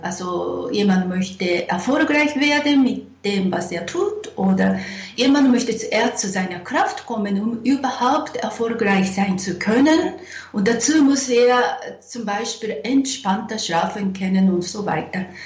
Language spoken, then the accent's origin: German; Japan; now in Zurich, Switzerland; ich bin eine äh, Japanerin, wohne in Zürich